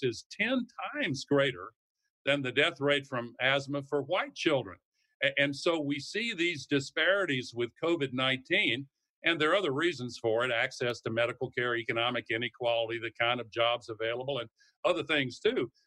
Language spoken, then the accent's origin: English; the South, United States; I come from the South